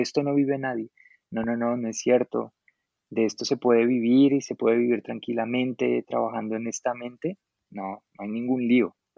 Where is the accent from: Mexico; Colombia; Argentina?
Colombia; Suatá, Boyacá; moved away as an adult; also born or lived in Bogotá; yo soy, bueno, colombiano, yo soy de un municipio, em, pues soy oriundo, como decimos acá, yo, yo nací en un municipio muy muy pequeño de Boyacá em, que se llama Suatá